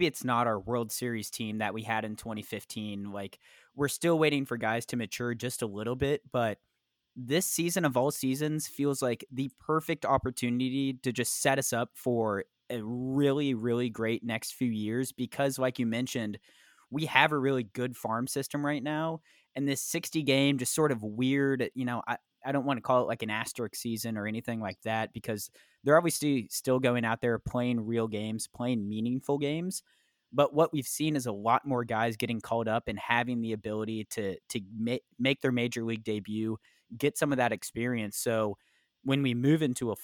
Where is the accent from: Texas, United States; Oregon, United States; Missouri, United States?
Missouri, United States; Kansas City; now in Dallas, United States; Growing up in Kansas City, you know, I never really had the deep roots, no NHL teams to root for, but I do have the Dallas Stars now residing here